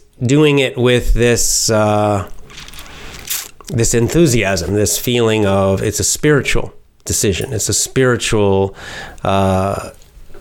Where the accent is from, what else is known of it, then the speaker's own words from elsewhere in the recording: the South, United States; also born or lived in Georgia; now in Japan; I was born in the South and grew up in the South, the southern part of the United States.